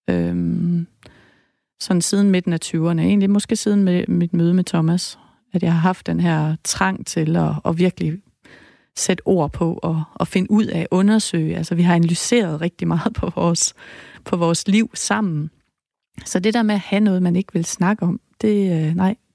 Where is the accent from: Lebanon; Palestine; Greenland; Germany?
Lebanon; Danish is a second language; now in Denmark; Jeg kommer fra Libanon.